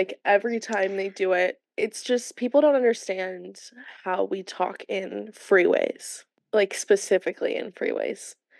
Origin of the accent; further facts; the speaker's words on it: California, United States; moved away as an adult; now in West Virginia, United States; I was from California